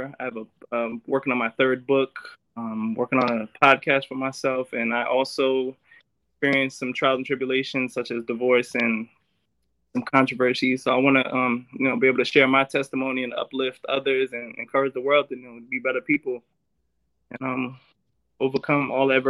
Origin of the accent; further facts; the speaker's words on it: East Orange, New Jersey, United States; also born or lived in Kingston, Jamaica / Brooklyn, New York; I'm originally from Kingston, Jamaica, Brooklyn, New York, raised in East Orange, New Jersey.